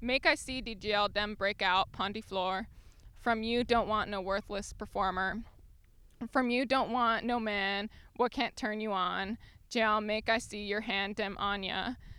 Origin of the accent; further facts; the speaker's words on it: Hawaii, United States; One of my best friends lives in Colorado, and I've lost my pidgin English, which is like how people communicate in public schools in Hawaii.